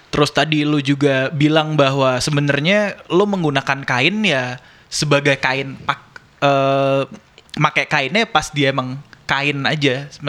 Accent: Yogyakarta, Special Region of Yogyakarta, Indonesia; Blangkon gue suka banget. Gue kan orang Jogja nih.

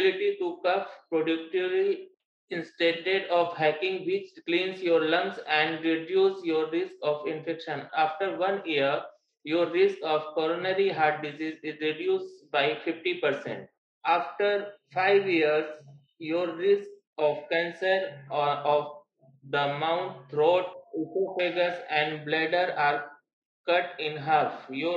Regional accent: Jaunpur, Uttar Pradesh, India; I'm from Jaunpur, UP

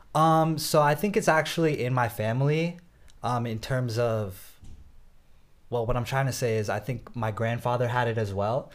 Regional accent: Northern Virginia, United States; I was born in Northern Virginia

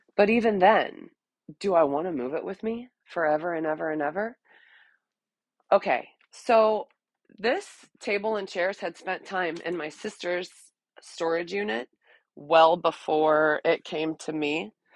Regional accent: Texas, United States; ever since I was a teeny tiny little girl growing up in Texas.

